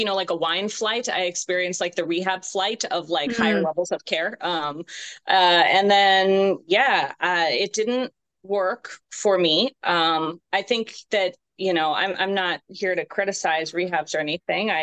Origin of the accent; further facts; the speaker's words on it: California, United States; moved away as an adult; now in Virginia, United States; I'm originally from California, and I moved up here to Virginia in 2014 for my job